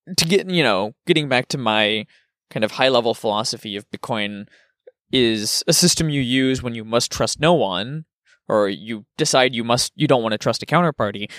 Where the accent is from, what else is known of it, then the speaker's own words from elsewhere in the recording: United States; also born or lived in Germany; as an American